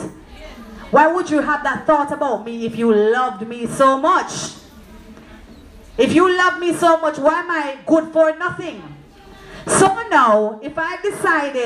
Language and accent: English; Clarendon, Jamaica; I'm from Clarendon